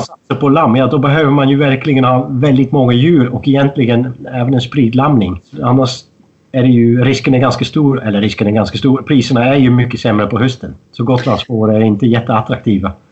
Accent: Netherlands; moved away as an adult; now in Sweden; jag är född och uppvuxen i Holland

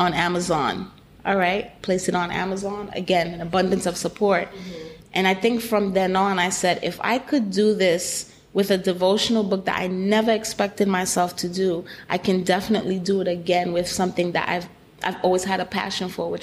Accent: New York City, New York, United States; I do come from a Haitian background, born and raised in Brooklyn

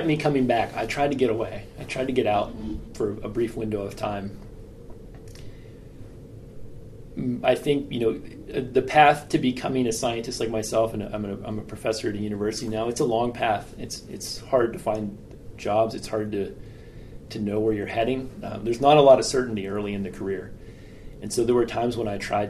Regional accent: Western Pennsylvania, United States; I grew up in Western Pennsylvania where acid mine drainage was a problem

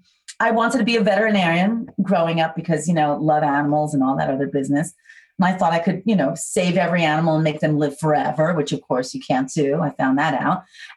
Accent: New York, United States; Yes, I'm from the Bronx. I was born in Bronx Hospital, grew up on 149th Street and Prospect Avenue, and then spent most of my early years in the projects on Randall Avenue.

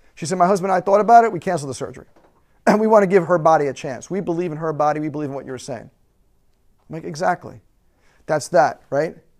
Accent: United States; we have as American citizens

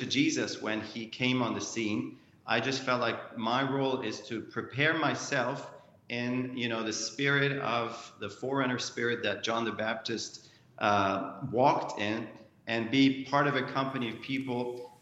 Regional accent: Egypt; I grew up in Egypt very quickly, a Christian home

